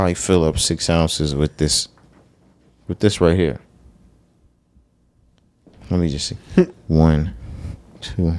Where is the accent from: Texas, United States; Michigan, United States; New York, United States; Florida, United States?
Texas, United States; we're from Texas